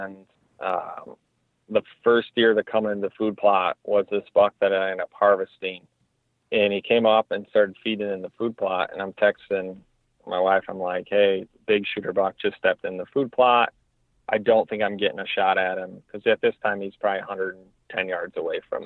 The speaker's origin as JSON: {"language": "English", "region": "Michigan", "country": "United States", "tie": "born or raised there", "said": "my home state."}